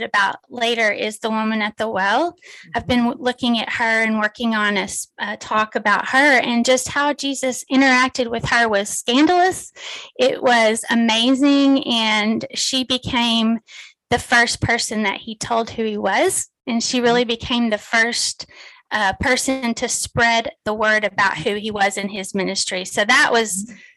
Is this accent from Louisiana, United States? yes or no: no; Texas, United States; If you can't tell from my accent, I'm from Texas. I was born and raised in Texas, and I live here with my husband, Kerry.